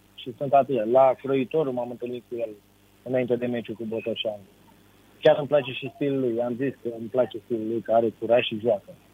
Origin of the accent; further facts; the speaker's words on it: Romania; la noi în România